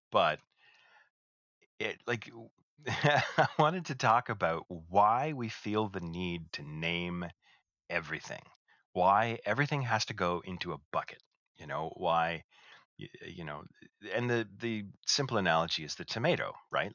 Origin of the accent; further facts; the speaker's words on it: Canada; we're both Canadian